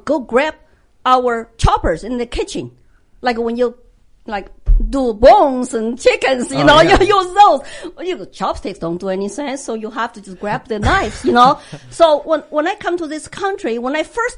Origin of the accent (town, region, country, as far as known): China; born or raised there; moved away as an adult; now in United States